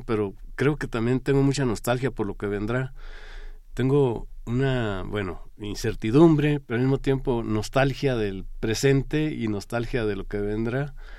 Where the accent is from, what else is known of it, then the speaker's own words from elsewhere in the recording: Pajapita, San Marcos, Guatemala; moved away as an adult; now in Mexico; Cuando estudié desde chiquito, de niño, me acuerdo que me iba de Pajapita a una aldea, a Las Palmas